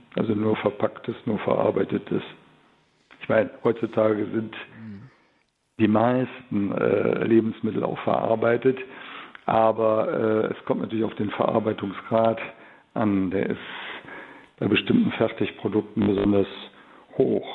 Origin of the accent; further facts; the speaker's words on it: Cologne, North Rhine-Westphalia, Germany; bei uns in Köln